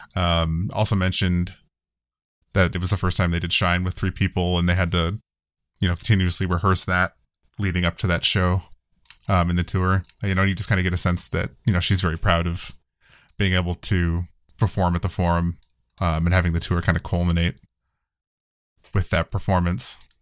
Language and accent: English; United States; I'm American